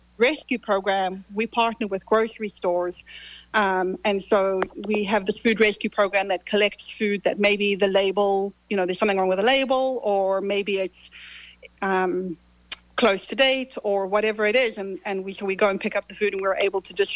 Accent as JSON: {"language": "English", "country": "Zimbabwe", "tie": "born or raised there", "moved": "yes", "lives_now": "United States", "said": "I was born in Zimbabwe. You hear I have an accent."}